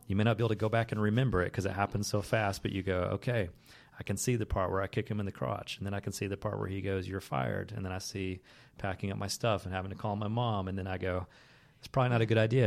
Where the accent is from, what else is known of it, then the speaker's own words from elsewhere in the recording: the Bible Belt, United States; the faith that I grew up with as a kid that was kind of like hammered into me growing up in the Bible Belt